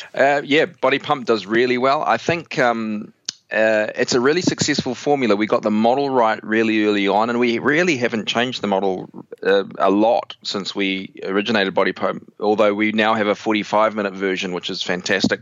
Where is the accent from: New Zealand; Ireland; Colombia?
New Zealand; I'm from New Zealand, so if I sound funny, it's the New Zealand thing going on